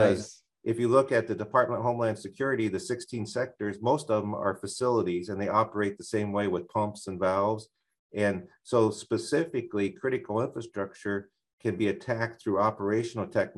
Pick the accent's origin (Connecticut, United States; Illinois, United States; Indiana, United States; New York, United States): Indiana, United States; Hammond; moved away as an adult; also born or lived in Chicago area; now in Laurel, Maryland, United States; I'm from the northwest corner of Indiana. I was born in Hammond, Indiana